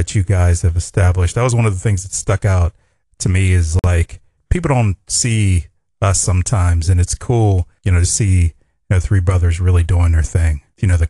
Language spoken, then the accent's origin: English; Pittsburgh, Pennsylvania, United States; I'm from Pittsburgh